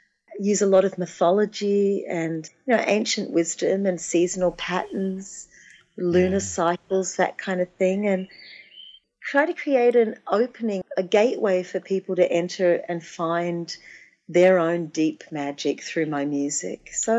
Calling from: Florida, United States; Exactly. I'm calling from Florida.

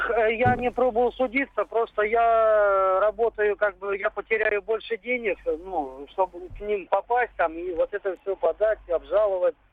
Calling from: Belgorod, Belgorod Oblast, Russia; Э, здравствуйте, Белгород, ….

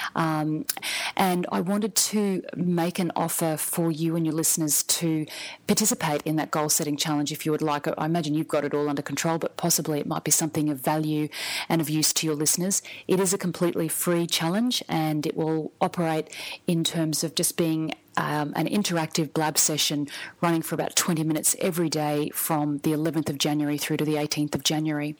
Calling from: Brisbane, Queensland, Australia; I'm calling from Brisbane in Australia.

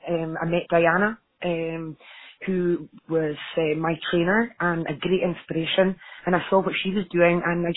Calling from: Scotland, United Kingdom; Oh, sorry, Aberdeenshire.

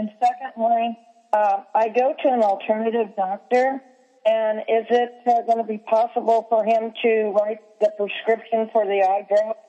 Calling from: Kansas, United States; well, I'm calling from Kansas

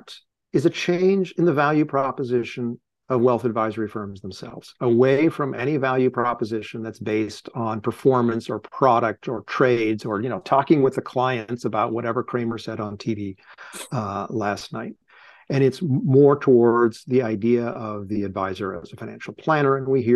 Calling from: Cambridge, Massachusetts, United States; I'm calling in from Cambridge, Massachusetts.

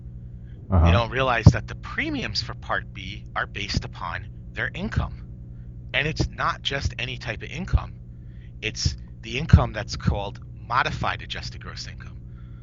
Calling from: White Plains, New York, United States; White Plains, New York.

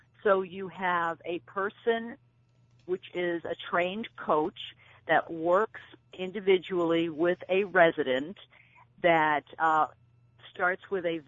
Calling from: New Hampshire, United States; I am calling from New Hampshire.

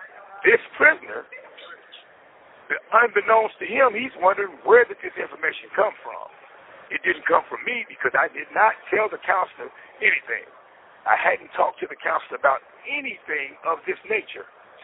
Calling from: Indiana, United States; I'm calling in from Wabash Valley Correctional Facility.

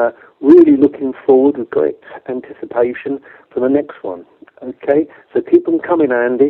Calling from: Walton-on-Thames, South East England, United Kingdom; calling on behalf of my wife, Kathy, also, calling from Wharton on Thames in England.

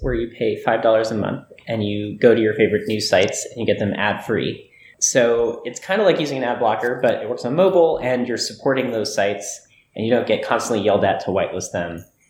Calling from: Portland, Oregon, United States; now I'm calling in from Portland, Oregon.

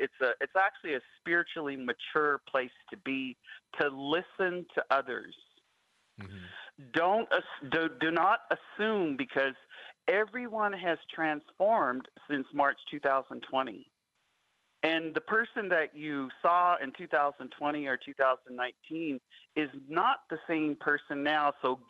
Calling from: Alberta, Canada; Native Wellness Institute, and I'm calling you from Alberta.

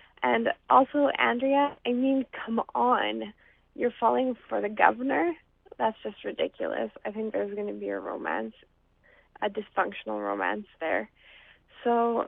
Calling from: Winnipeg, Manitoba, Canada; from Winnipeg

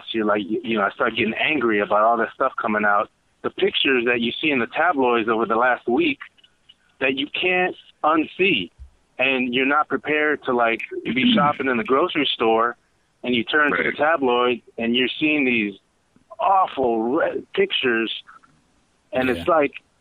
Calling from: Georgetown, Texas, United States; I'm calling from Georgetown, Texas, just north of Austin.

